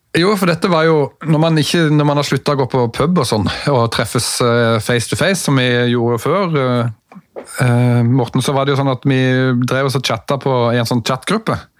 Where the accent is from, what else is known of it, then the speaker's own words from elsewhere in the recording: Mandal, Agder, Norway; jeg er jo fra Mandal